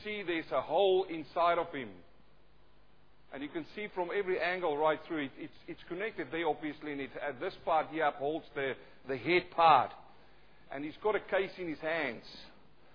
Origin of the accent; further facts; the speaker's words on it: South Africa; accent: thick South African; moved away as an adult; also born or lived in New Zealand; now in Australia; I'm a South African-born Kiwi who's now living in Australia. I've got my own accent, though some say it's really thick South African